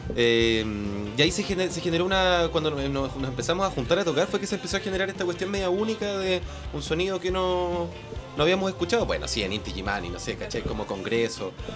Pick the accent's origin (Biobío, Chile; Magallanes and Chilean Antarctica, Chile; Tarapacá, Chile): Magallanes and Chilean Antarctica, Chile; Punta Arenas; moved away as an adult; now in Santiago, Chile; yo soy de Punta Arenas